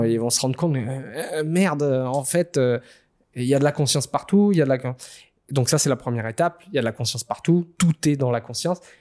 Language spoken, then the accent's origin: French; Réunion; j'ai grandi à La Réunion